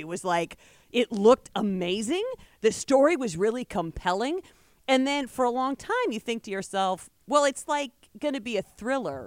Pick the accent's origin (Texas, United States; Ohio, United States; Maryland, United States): Ohio, United States; Seneca County; He and I are both from Seneca County, Ohio